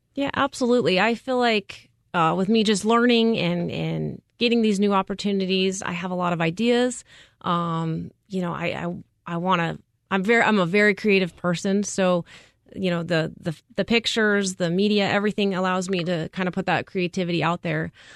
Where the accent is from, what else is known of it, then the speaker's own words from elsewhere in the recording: Prescott, Arizona, United States; now in Phoenix, United States; I grew up in Prescott, Arizona